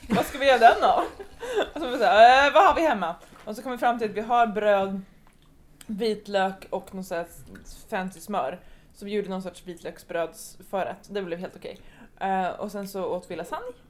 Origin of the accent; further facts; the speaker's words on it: Sweden; jag är från Sverige, jag är 16 år, jag är student